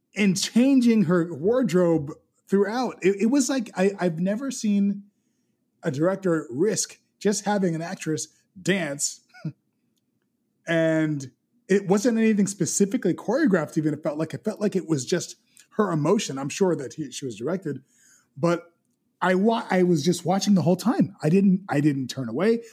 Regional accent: Miami, Florida, United States; where I grew up, I grew up in West Kendall, and West Kendall was you know, a predominantly Hispanic area.

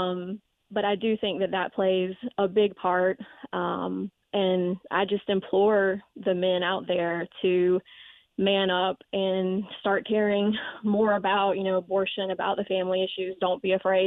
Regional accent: the South, United States; also born or lived in Florence, South Carolina; Being a Southerner and that Christian background

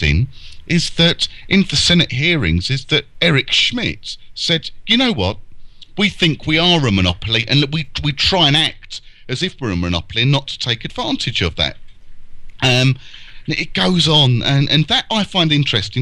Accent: United Kingdom; as a Brit

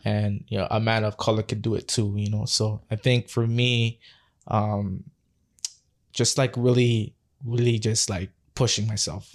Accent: Toronto, Ontario, Canada; born and raised in Scarborough.

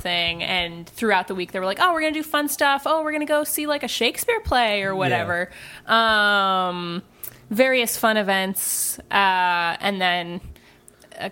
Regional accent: Boise, Idaho, United States; Boise, Idaho.

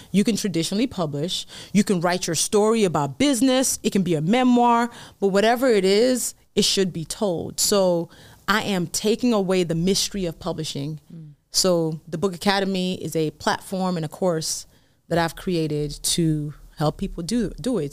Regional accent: Nigeria; I'm Nigerian

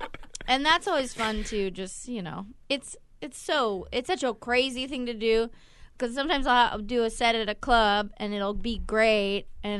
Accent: Bay Area, California, United States; well, you know, I'm a California person through

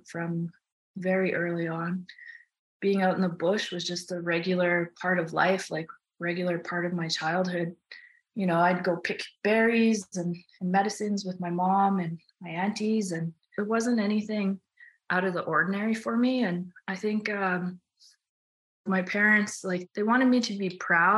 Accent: Tadoule Lake, Manitoba, Canada; also born or lived in Churchill, Manitoba; now in Yukon, Canada; I was born in Churchill, Manitoba, and we moved to Tuduli Lake when I think I was two or something. And so all my first memories come from being in Tuduli.

